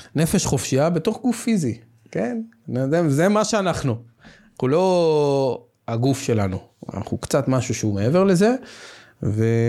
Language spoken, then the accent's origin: Hebrew; Tel Aviv, Tel Aviv District, Israel; אני גדלתי בצפון תל אביב, בשכונה מוכרת שקוראים לה רמת אביב